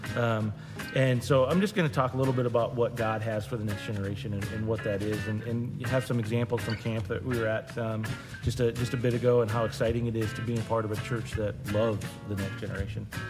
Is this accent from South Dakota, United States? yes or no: yes; Rapid City, South Dakota, United States; moved away as an adult; I grew up here in Rapid City